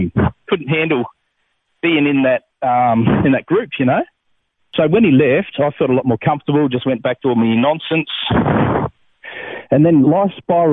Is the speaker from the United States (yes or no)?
no; Adelaide Hills, South Australia, Australia; I grew up in the Adelaide Hills in South Australia.